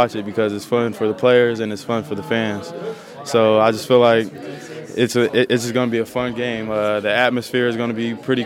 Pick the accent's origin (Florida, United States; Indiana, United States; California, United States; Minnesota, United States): California, United States; Southern; moved away; growing up in SoCal